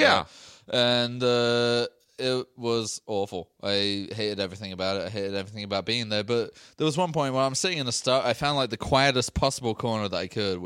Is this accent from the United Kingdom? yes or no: yes; United Kingdom; accent: British; I'm British